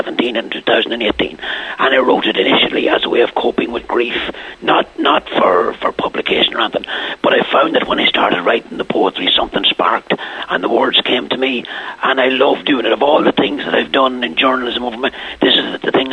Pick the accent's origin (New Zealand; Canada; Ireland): Ireland; also born or lived in The Rosses, County Donegal / Castletown, County Laois; Clahore, where we moved in 1961